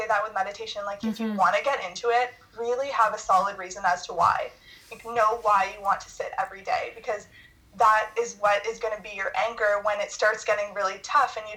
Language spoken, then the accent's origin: English; Ottawa, Ontario, Canada; because I live in, or I'm from Ottawa, so I'd never seen something like that before.